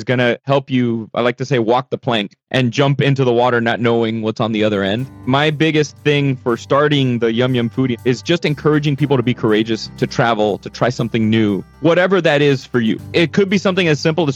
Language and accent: English; Miami, Florida, United States; born and raised in Miami, Florida, son of Cuban exiles